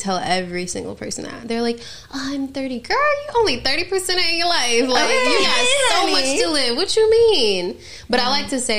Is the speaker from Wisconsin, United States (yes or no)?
no; North Carolina, United States; moved away as an adult; now in Los Angeles, United States; Yeah, so basically we're from North Carolina, and so I lived here all my life